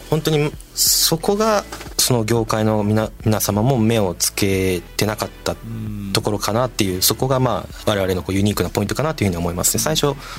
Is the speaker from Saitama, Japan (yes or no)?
yes; Saitama, Japan; 小学生の時埼玉に住んでたんですよ実家が、まあ、今も実家が埼玉県なんですけども